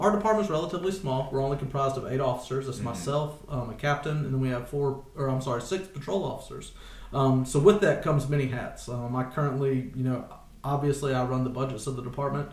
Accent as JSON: {"language": "English", "town": "Chapin", "region": "South Carolina", "country": "United States", "tie": "born or raised there", "said": "I'm from Chapin. Been here most of my life. My family has been here their entire lives"}